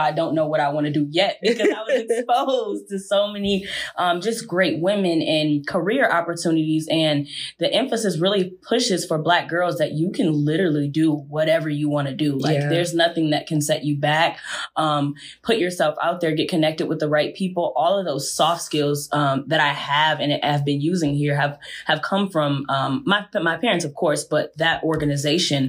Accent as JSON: {"language": "English", "town": "Kalamazoo", "region": "Michigan", "country": "United States", "said": "I'm actually from Kalamazoo"}